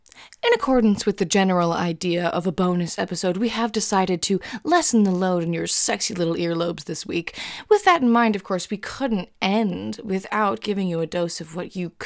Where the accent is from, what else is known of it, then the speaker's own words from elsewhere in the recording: Georgia, United States; I was raised in Georgia